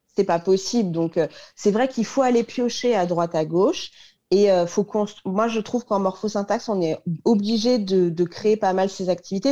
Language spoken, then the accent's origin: French; Paris, Île-de-France, France; je suis parisienne, donc j'ai fait mes études à Paris.